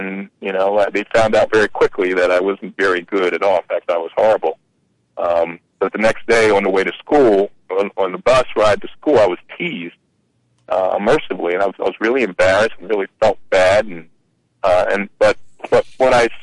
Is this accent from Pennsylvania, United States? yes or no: yes; Philadelphia, Pennsylvania, United States; I grew up in Philadelphia, Pennsylvania